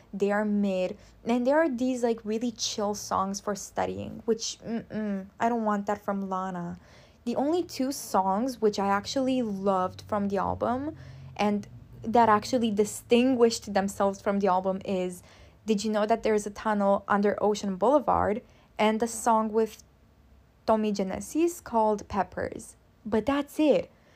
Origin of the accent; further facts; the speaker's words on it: Constanța, Constanța County, Romania; Constanța is my hometown. I'm from Romania